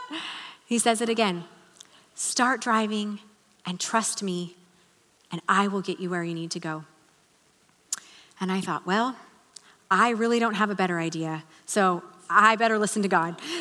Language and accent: English; Salem, United States; we moved back here to Salem, which was a little bit weird for me because this was my hometown